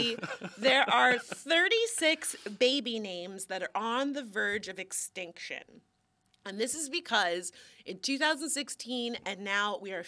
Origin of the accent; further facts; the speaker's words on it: Florida, United States; also born or lived in Miami; we're from Florida